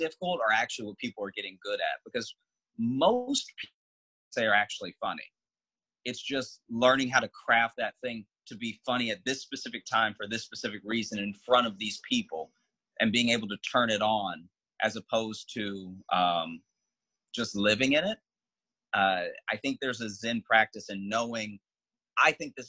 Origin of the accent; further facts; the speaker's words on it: Louisiana, United States; also born or lived in Chicago; now in New York, United States; I was born and raised in Louisiana